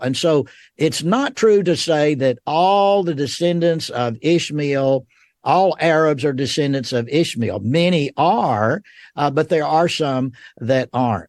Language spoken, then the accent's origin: English; Rome, Georgia, United States; moved away as an adult; now in Memphis, United States; I was born and raised in Rome, Georgia